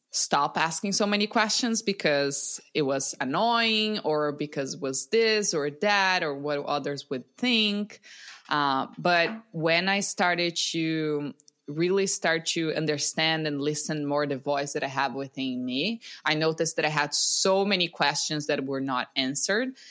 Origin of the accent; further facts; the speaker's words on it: Brazil; I'm from Brazil, born and raised in Brazil